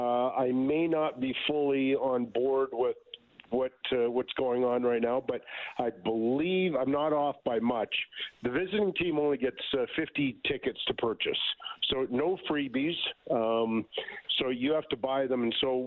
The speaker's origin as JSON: {"language": "English", "town": "Edmonton", "region": "Alberta", "country": "Canada", "said": "I'm from Edmonton"}